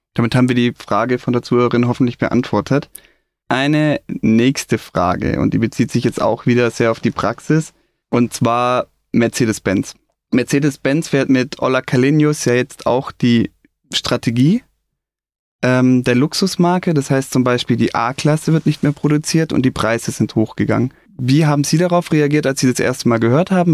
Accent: Stuttgart, Baden-Württemberg, Germany; ich bin in Stuttgart aufgewachsen

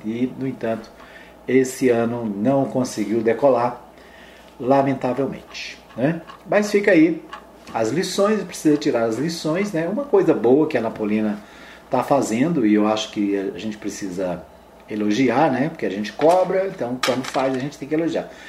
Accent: Araújos, Minas Gerais, Brazil; moved away; lá em Araújos, Minas Gerais, minha terra, minha terrinha natal

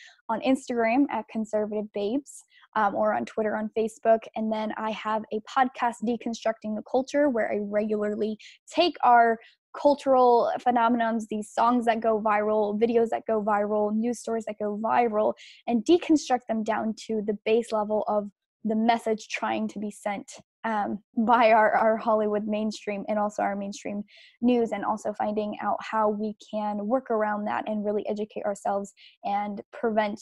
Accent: Mexico; now in United States; I was born in Mexico, so I do have that dual citizenship

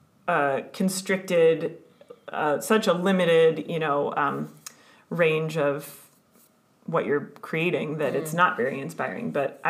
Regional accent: United States; moved away as an adult; in the US, in my home country

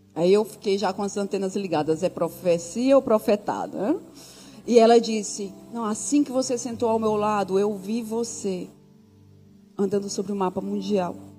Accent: Brazil; moved away; Quando eu saí do Brasil, eu jamais pensei que eu fosse voltar

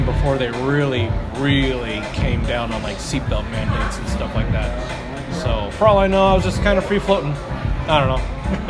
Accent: Kodiak, Alaska, United States; as a wee lad, growing up on Kodiak Island

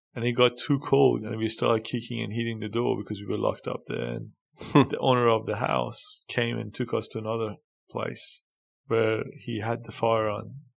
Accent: Karaj, Alborz, Iran; moved away as an adult; now in Australia; I was born in a small in Iran called Karaj, and was born in um, and basically I had a a um, interesting childhood in Iran.

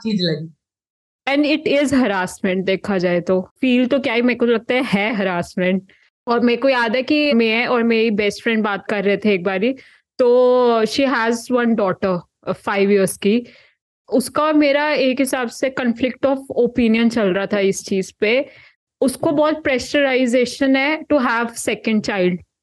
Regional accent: Kurukshetra, Haryana, India; मैं कुरुक्षेत्र हरियाणा से हूँ

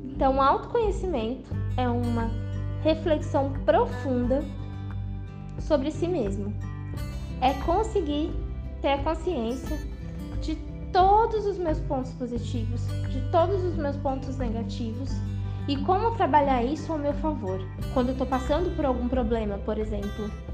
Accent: São Luís, Maranhão, Brazil; sou aqui de São Luís do Maranhão

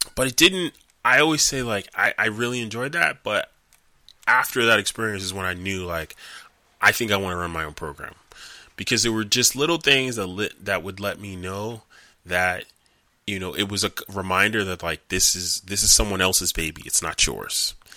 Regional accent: New York, United States; I'm from New York

